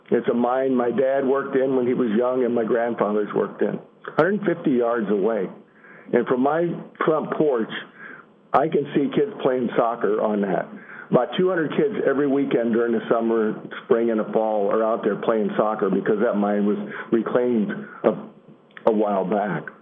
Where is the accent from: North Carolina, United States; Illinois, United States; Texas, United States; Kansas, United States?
Illinois, United States; I'm from Illinois